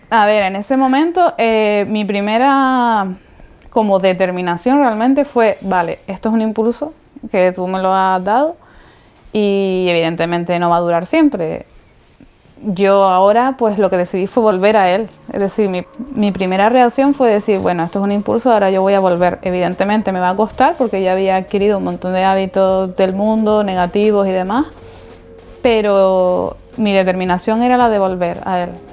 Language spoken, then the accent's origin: Spanish; Las Palmas de Gran Canaria, Canary Islands, Spain; soy de Las Palmas de Gran Canaria